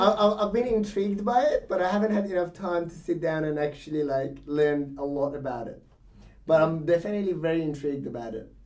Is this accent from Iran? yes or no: yes; Iran; moved away; I was born in Iran. Yeah. So being born in Iran, you're in the middle of the religion